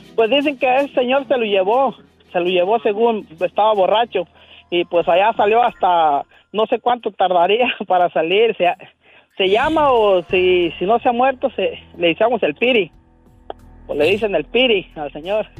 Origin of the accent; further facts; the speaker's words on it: Michoacán, Mexico; moved away; en Michoacán, donde yo nací